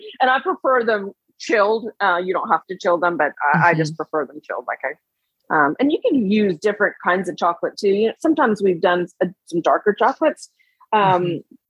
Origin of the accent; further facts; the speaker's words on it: Texas, United States; teenager here and growing up in Texas that the presents became such a big deal.